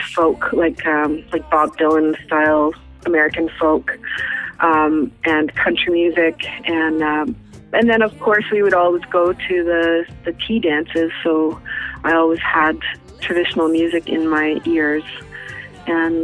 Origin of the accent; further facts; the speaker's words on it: Yellowknife, Northwest Territories, Canada; I'm from the Dena Nation up in the Yellowknife, Northwest Territories